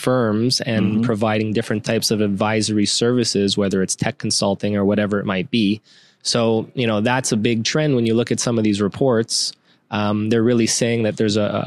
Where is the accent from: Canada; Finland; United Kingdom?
Canada; I'm a Canadian